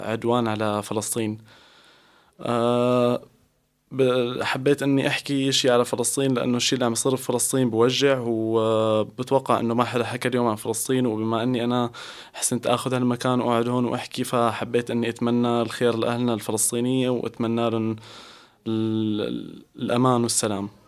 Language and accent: German; Damascus, Damascus Governorate, Syria; German is a second language; now in Austria; Ich komme aus Syrien, aus Damaskus, der Hauptstadt. Und mhm. äh, ja, bin ich äh, seit zwei Jahren hier in Österreich.